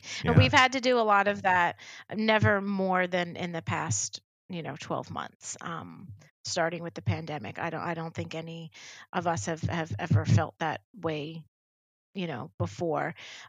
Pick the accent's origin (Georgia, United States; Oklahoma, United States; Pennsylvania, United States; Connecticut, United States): Pennsylvania, United States; Philadelphia; When I was very small, growing up in the Philadelphia area and watching Philadelphia news, I loved Action News on, you know, ABC 6